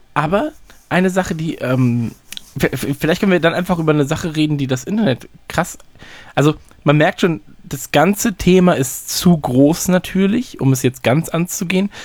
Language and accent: German; North Rhine-Westphalia, Germany; So sagt man bei uns in Nordrhein-Westfalen